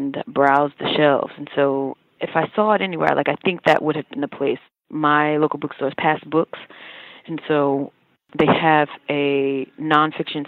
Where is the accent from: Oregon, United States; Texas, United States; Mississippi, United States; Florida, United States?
Mississippi, United States; I grew up in the South, and I grew up in Mississippi